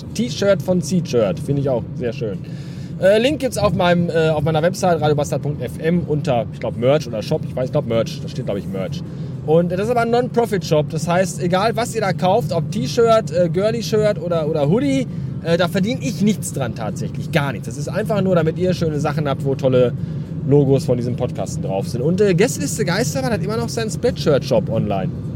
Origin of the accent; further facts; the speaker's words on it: the West, North Rhine-Westphalia, Germany; hier bei uns im Westen